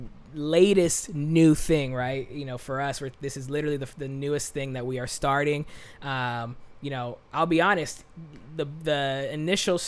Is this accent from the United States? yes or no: yes; Los Angeles, California, United States; from Los Angeles, California, born and raised.